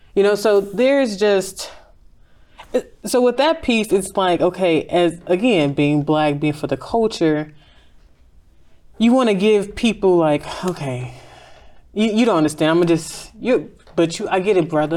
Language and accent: English; Chicago, Illinois, United States; moved away as an adult; also born or lived in Dallas, Texas; I'm from Inglewood, I left Chicago two weeks out of high school, so I was in Dallas for eight years, nine years.